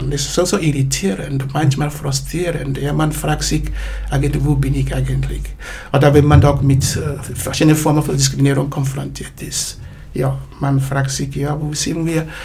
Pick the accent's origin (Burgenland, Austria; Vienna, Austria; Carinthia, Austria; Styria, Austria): Styria, Austria; Graz; born there; Wenn ich sage, ich bin in Graz geboren